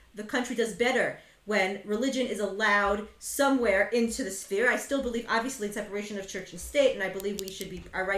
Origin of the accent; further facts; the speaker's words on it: United States; as an American Jew because my family is European